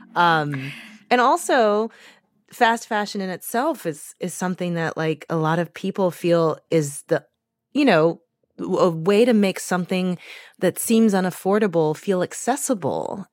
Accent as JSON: {"language": "English", "town": "St. Louis", "region": "Missouri", "country": "United States", "tie": "born or raised there", "moved": "yes", "said": "I was just in my hometown of Saint Louis for a few days"}